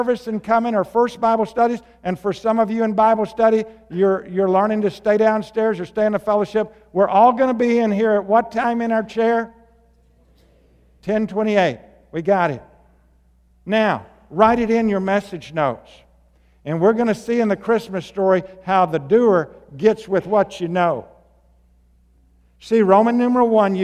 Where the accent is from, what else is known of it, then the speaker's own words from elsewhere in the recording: Arkansas, United States; moved away; also born or lived in Washington; I grew up in Arkansas, and they said it one way, and then when I got to Washington, they said it another way